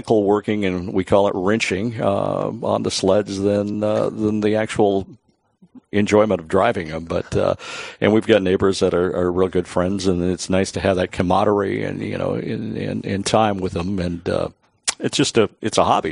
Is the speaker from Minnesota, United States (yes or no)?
yes; Cook, Minnesota, United States; now in Hibbing, United States; I originally am from Cook, but live in Hibbing now